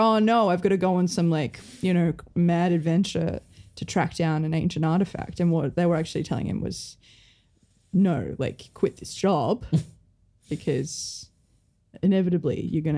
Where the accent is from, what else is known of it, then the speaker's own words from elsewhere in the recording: New Zealand; I'm from New Zealand.